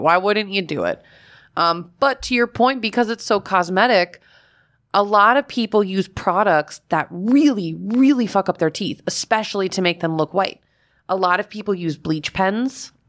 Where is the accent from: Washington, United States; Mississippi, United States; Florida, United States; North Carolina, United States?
Florida, United States; when I was a kid growing up in Florida